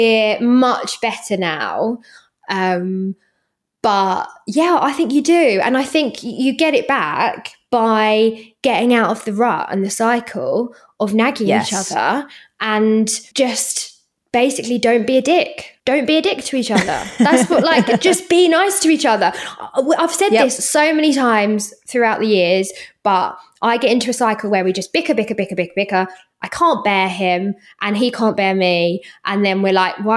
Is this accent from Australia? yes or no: no; Portugal; moved away; I grew up in Portugal.